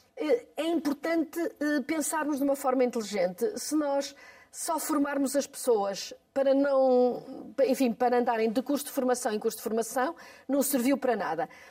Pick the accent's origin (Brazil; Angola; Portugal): Portugal; Porto, Norte; É a minha terra